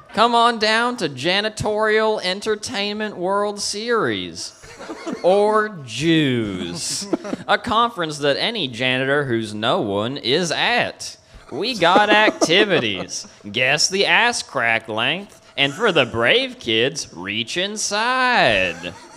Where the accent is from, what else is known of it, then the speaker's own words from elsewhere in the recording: Kentucky, United States; I was born in Kentucky